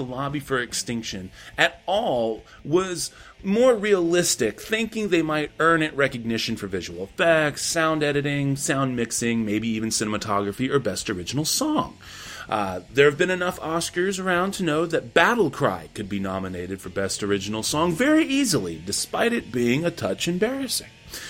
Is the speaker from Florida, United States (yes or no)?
no; Texas, United States; I'm from Texas